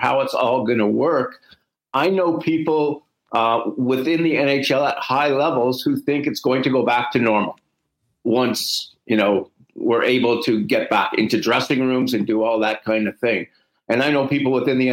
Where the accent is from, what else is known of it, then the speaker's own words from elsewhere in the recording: Canada; We're Canadian